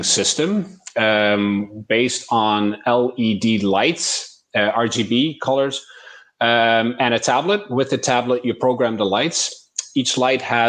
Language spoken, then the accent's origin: English; Eindhoven, North Brabant, Netherlands; moved away as an adult; also born or lived in Miami, United States; a company in the Netherlands in my hometown, Eindhoven